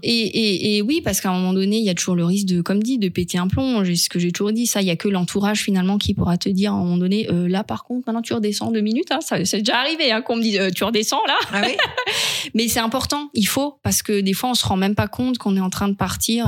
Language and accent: French; Alsace, Grand Est, France; je suis alsacienne